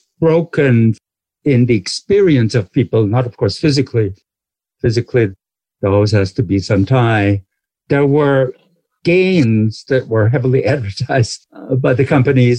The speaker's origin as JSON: {"language": "English", "area": "Black Forest", "region": "Baden-Württemberg", "country": "Germany", "tie": "born or raised there", "said": "I grew up in the Black Forest"}